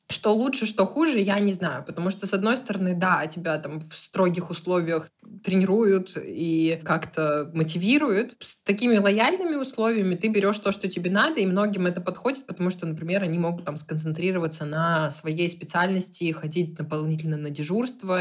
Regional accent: Perm, Perm Krai, Russia; moved away as an adult; also born or lived in Moscow; я сама из Перми

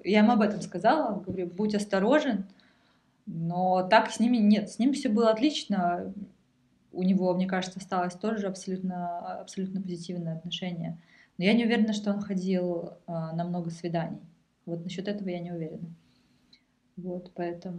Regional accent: Russia; now in Germany

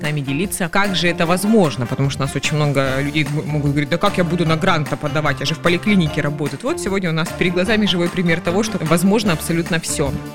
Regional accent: Krasnodar, Krasnodar Krai, Russia; Сегодня мы записываем наш подкаст из жаркого города Краснодара, который еще является моей малой родиной

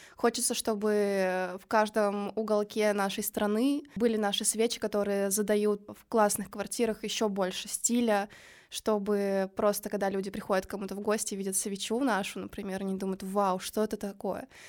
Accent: Kirov, Kirov Oblast, Russia; moved away as an adult; now in Saint Petersburg, Russia; Я до этого жила в городе Киров

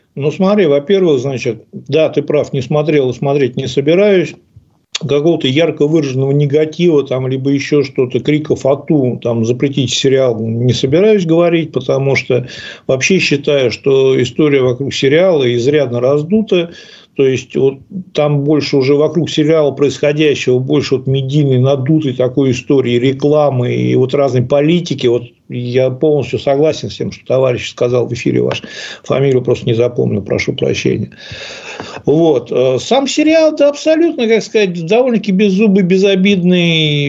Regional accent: Ufa, Bashkortostan, Russia; Но я вырос в Уфе и как бы вырос в неспокойном районе.

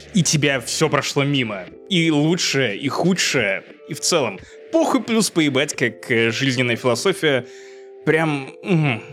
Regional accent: Obninsk, Kaluga Oblast, Russia; now in Riga, Latvia; будучи пиздюком из Обнинска в 10 классе

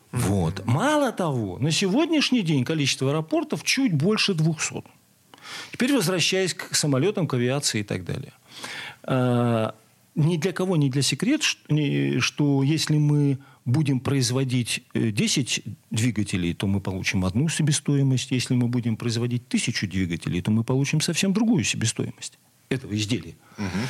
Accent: Zavolzhye, Nizhny Novgorod Oblast, Russia; Есть такой замечательный город Заволжье, моя, родина, моя малая родина

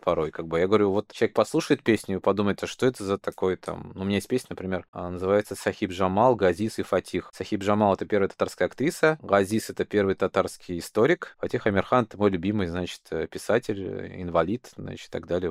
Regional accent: Kazan, Tatarstan, Russia; я как бы казанец, я татарин

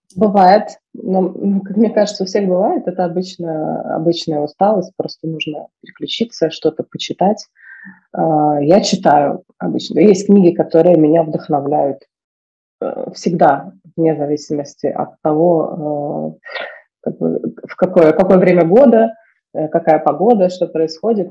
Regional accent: Moscow, Russia; я выросла в Москве, в центре Москвы

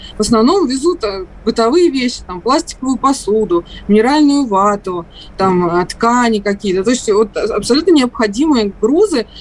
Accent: Russia; я из России

